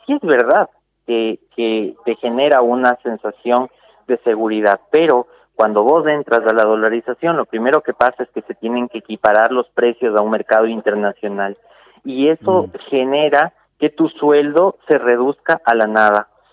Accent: Ecuador; now in Salta, Argentina; nosotros y nosotras como ecuatorianos

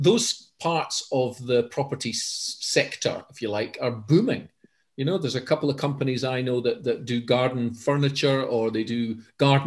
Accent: Edinburgh, Scotland, United Kingdom; my hometown of Edinburgh

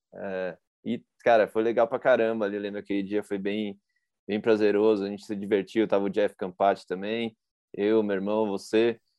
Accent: São Paulo, Brazil; eu sou de São Paulo

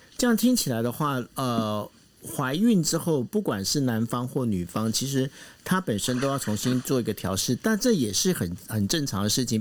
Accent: Taiwan; 毕竟我们台湾人呢

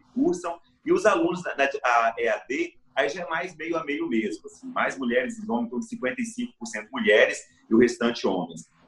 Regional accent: Espírito Santo, Brazil; born there; Eu nasci no interior do Espírito Santo, na região das montanhas

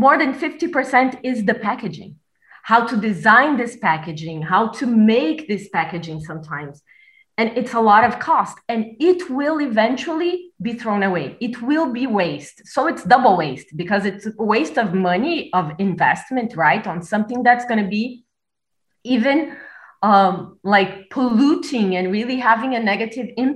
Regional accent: Brazil; now in Berlin, Germany; I'm from Brazil, but I currently live in Berlin.

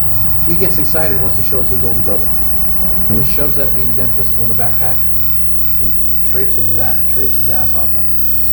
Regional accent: Oregon, United States; we did bow and arrows in gym where I grew up in Oregon.

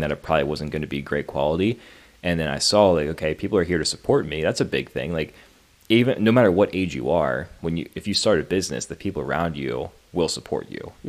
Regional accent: Pennsylvania, United States; also born or lived in Maryland; I was born in Maryland, and honestly, I don't re- really remember too much about living in Maryland. Moved to Pennsylvania at a very young age. Grew up in Pennsylvania pretty much my whole life

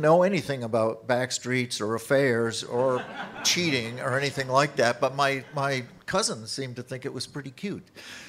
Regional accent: Dedham, Massachusetts, United States; moved away; also born or lived in Nashville; I'm from Dedham, Massachusetts, which, as everybody knows, is a hotbed of folk music and every kind of music.

